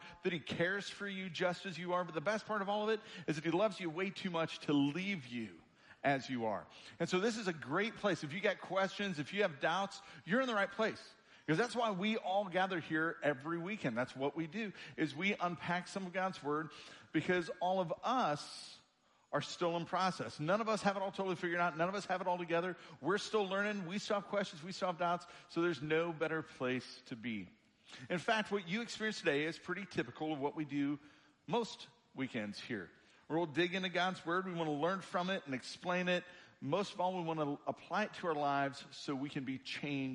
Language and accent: English; Springfield, Illinois, United States; now in Kentucky, United States; I grew up in Springfield, Illinois, the land of Lincoln